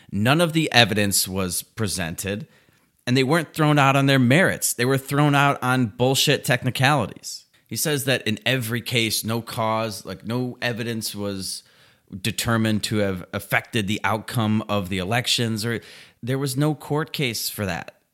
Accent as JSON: {"language": "English", "country": "United States", "said": "I'm an American"}